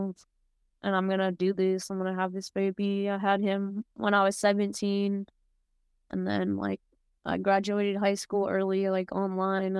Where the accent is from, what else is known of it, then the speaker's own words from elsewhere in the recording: San Diego, California, United States; I'm from San Diego, California